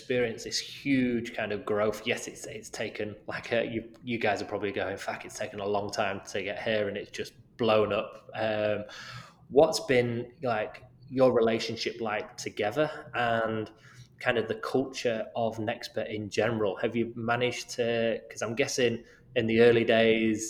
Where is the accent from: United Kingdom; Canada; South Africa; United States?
United Kingdom; moved away; my home country in the UK